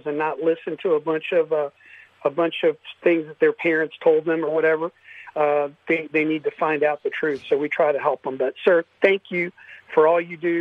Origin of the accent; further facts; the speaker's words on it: Tampa, Florida, United States; I have Cuban blood, Spanish blood, born and raised in Tampa